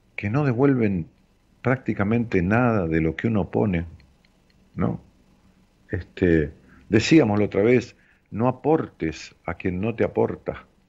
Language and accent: Spanish; Ramos Mejía, Buenos Aires Province, Argentina; mi pueblo, de allá de Ramos Mejía, donde yo nací.